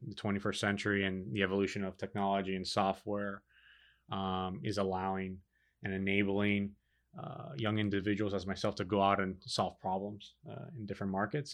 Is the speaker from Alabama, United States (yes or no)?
no; Miami, Florida, United States; born and raised in Miami